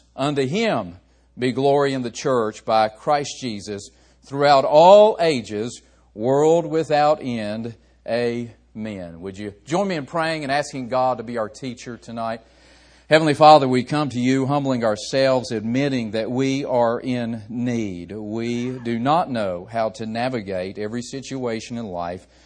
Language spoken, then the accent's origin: English; West Virginia, United States; I grew up in West Virginia